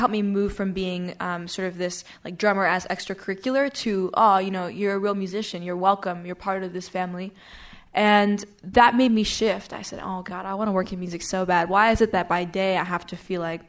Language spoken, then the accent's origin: English; New York City, New York, United States; moved away as an adult; also born or lived in Washington, D.C.; I grew up in New York City